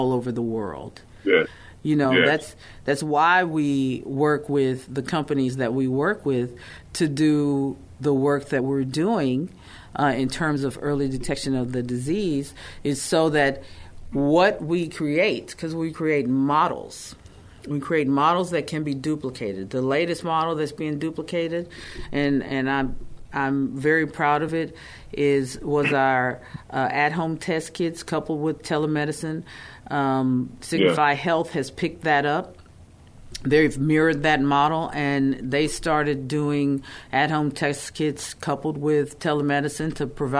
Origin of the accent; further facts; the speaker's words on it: Texas, United States; who we are as Black people, as Texans